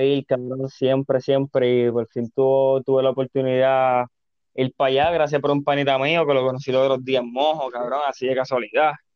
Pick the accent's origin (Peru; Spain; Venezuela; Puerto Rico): Puerto Rico; Carolina; also born or lived in Río Piedras; siempre he sido Carolina, nací en Río Piedra, pero viste, Carolina, cabrón, está Carolina